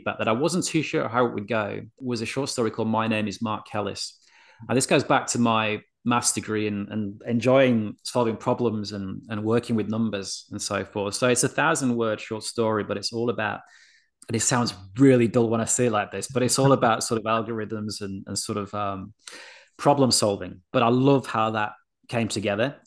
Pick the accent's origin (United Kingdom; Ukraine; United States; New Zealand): United Kingdom; Yorkshire and the Humber; I'm a Yorkshireman. Like, I grew up around humor